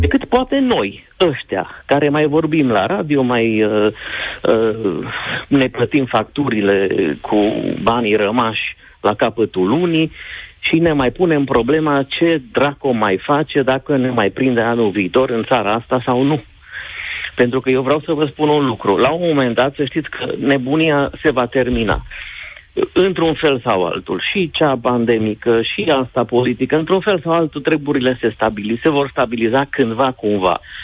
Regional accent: Transylvania, Romania; Eu vă vorbesc ca un român ardelean

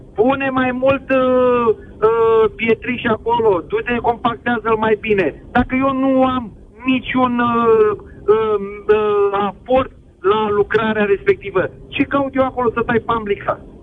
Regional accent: Fetești, Ialomița County, Romania; sunt din Fetești, lomita

